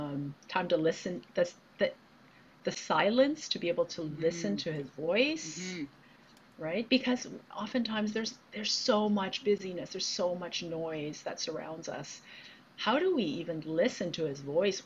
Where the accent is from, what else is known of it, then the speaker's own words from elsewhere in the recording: Hamilton, Ontario, Canada; also born or lived in Saskatchewan / Toronto; originally from Saskatchewan, but grew up in Hamilton